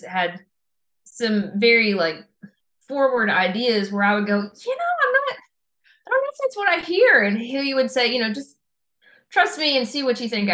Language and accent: English; Kingsport, Tennessee, United States; also born or lived in Gate City, Virginia; I grew up in Kingsport and a lot of my family lives in Southwest Virginia as well, over in Gate City, Virginia